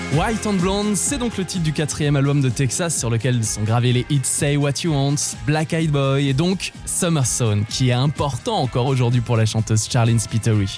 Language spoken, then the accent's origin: French; France; chez nous, en France